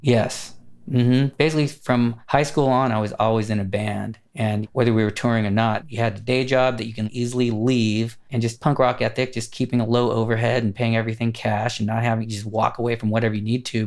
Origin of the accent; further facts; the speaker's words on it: Los Angeles, California, United States; I grew up in Los Angeles, California, kind of studio city and then Burbank